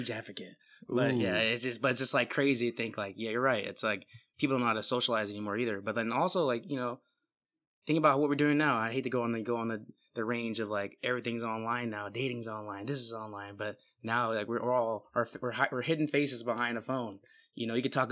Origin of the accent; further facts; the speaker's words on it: Bay Area, California, United States; also born or lived in Oregon; now in Seattle, United States; I'm from the Bay Area originally, but, you know, I live in Seattle, Washington.